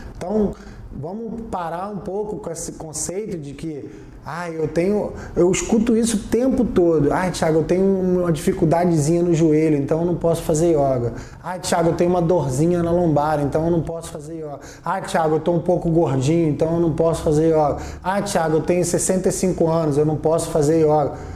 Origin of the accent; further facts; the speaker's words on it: Brazil; sou do Brasil